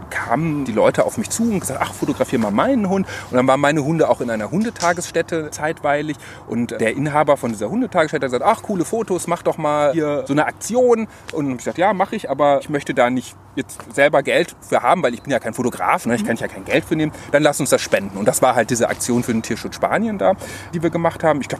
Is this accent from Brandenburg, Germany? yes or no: no; Cologne, North Rhine-Westphalia, Germany; Wir sind hier ganz nah an meiner Heimat in Köln-Poll, wo ich auch wohne.